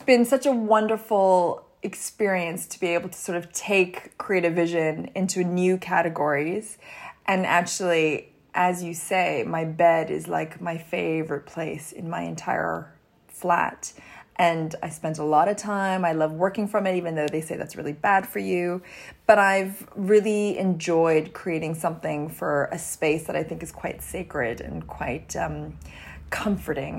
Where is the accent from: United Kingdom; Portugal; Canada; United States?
Canada; I grew up in Canada